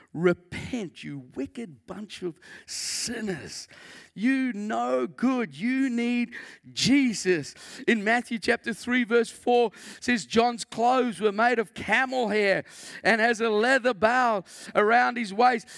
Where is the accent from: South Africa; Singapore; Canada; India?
South Africa; moved away; I came from South Africa originally